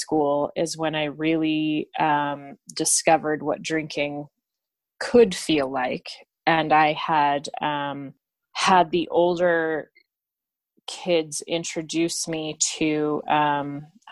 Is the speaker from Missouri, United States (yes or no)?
no; Albuquerque, New Mexico, United States; I am from Albuquerque, New Mexico, in the United States of America.